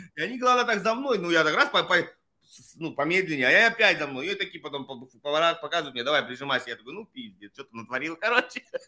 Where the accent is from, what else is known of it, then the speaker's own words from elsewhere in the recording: Russia; moved away as an adult; Я давно уехал из России, но я все равно родился в России